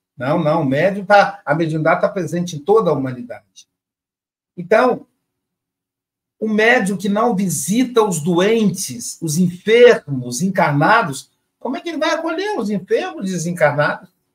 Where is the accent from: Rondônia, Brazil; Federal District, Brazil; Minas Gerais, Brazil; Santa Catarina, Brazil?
Minas Gerais, Brazil; Muriaé; diretamente de Muriaé, minha cidade natal